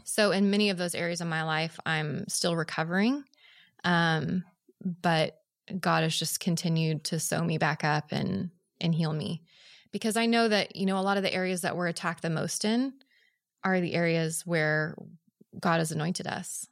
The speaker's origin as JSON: {"language": "English", "town": "Oklahoma City", "region": "Oklahoma", "country": "United States", "moved": "yes", "said": "I'm from Oklahoma City"}